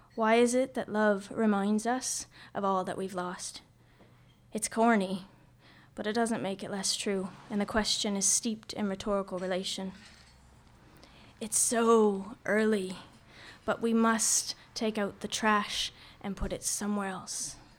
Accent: Nova Scotia, Canada; now in Vancouver, Canada; So I'm from Nova Scotia. I'm a Maritimer

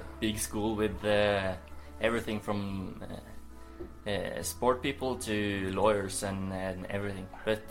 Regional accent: near Stavanger, Western Norway, Norway; I'm 19 years old, turning 20 this year. I come from Western Norway. Not so far from Stavanger. I'm living a bit up in the mountain, so we get a lot of snow in the winter.

